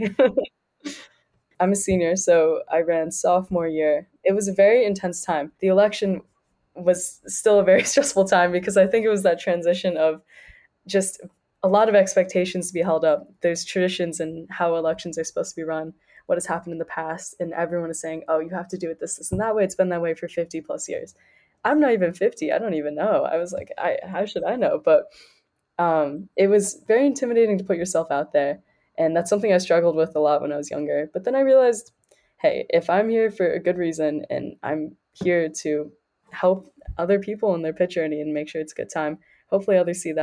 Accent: Scranton, Pennsylvania, United States; moved away as an adult; now in Pittsburgh, United States; I'm originally from Scranton, Pennsylvania, so it's a bit of a smaller town.

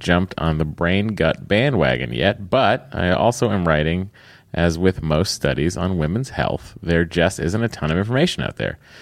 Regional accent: Lowell, Massachusetts, United States; I'm from Lowell, which we pronounce Lowell

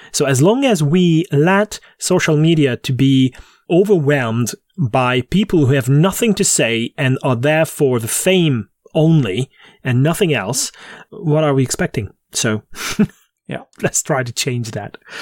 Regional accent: Hungary; the vicinity of my hometown

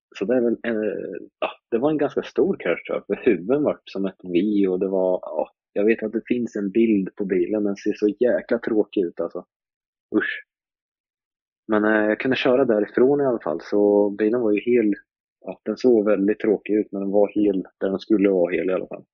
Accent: Linköping, Östergötland, Sweden; jag är uppväxt i uh, Linköping, eller ja, uh, man kan säga en liten bit utanför Linköping. jag kommer från Malmslätt

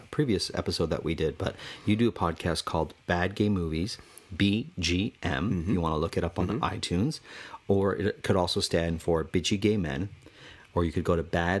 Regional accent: Woodbridge, Ontario, Canada; I grew up in Woodbridge.

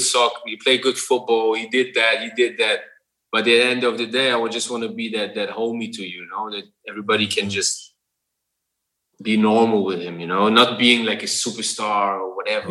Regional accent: Berlin, Germany; moved away as an adult; also born or lived in Ghana; I grew up in Germany where everything is like strict control

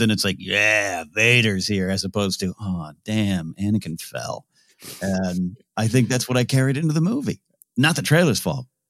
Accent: Central Coast of California, United States; born or raised there; moved away

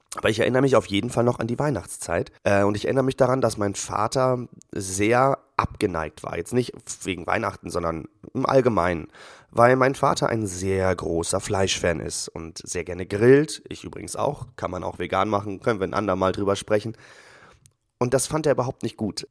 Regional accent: Northern Germany, Germany; bei uns in Norddeutschland

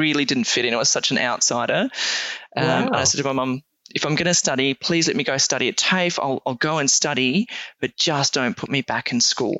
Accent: South Africa; I'm South African born. Right. And obviously spent a fair bit of time growing up on a farm in South Africa

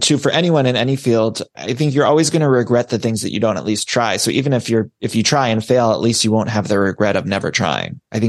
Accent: Ohio, United States; I'm from Ohio

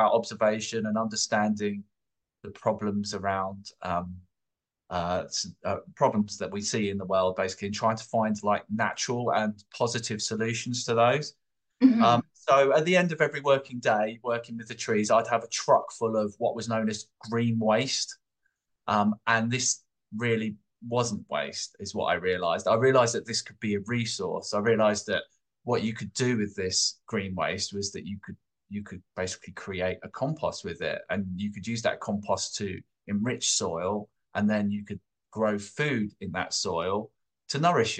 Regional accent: London, United Kingdom; moved away as an adult; I grew up in London. I'm from London, and I grew up with my family in Camberwell, southeast London.

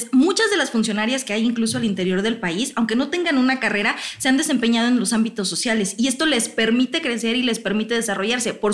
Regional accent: Morelos, Mexico; Yo soy de Morelos, justamente.

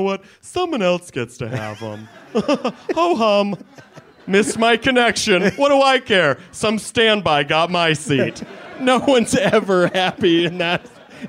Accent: South Carolina, United States; moved away as an adult; I was raised in South Carolina.

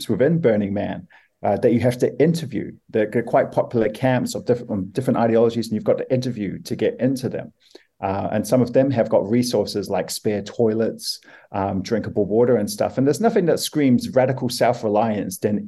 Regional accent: New Zealand; as a Kiwi guy

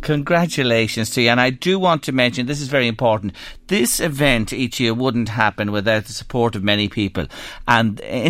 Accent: Ireland; we Irish love it as well

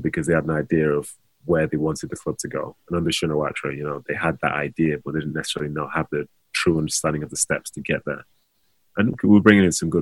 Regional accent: Manchester, North West England, United Kingdom; play for my hometown club

